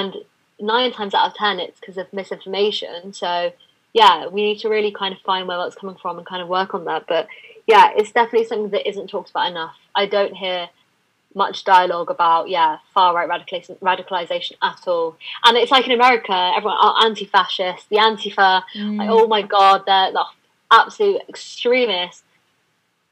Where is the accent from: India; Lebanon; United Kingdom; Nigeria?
United Kingdom; London; I've been born and raised in London and I live in London now.